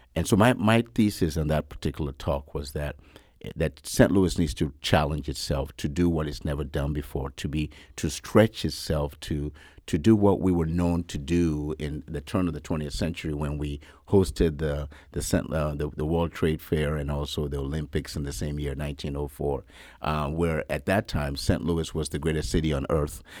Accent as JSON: {"language": "English", "country": "Nigeria", "tie": "born or raised there", "moved": "yes", "said": "I was born in Nigeria, yes, many years ago"}